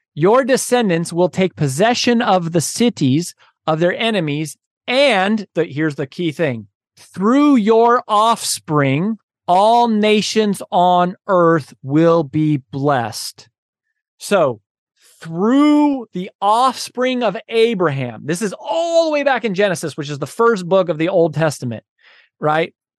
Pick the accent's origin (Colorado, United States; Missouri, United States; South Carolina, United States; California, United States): Colorado, United States; Frederick; moved away as an adult; also born or lived in Boulder, Colorado; now in Nashville, United States; I was born in Boulder, Colorado, but I went to Frederick High School. So I was raised in Frederick, but I live in Nashville.